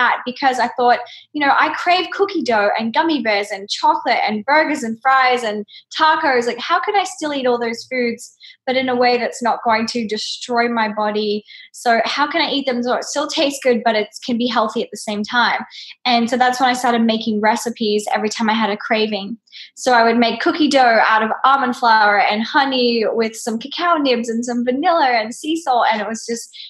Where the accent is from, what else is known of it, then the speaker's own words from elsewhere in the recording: Australia; now in New York, United States; I had an upbringing in Outback Australia